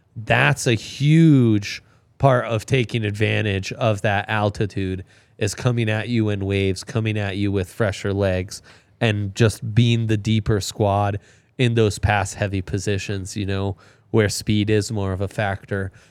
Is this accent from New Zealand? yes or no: no; Italy; moved away; I grew up in Italy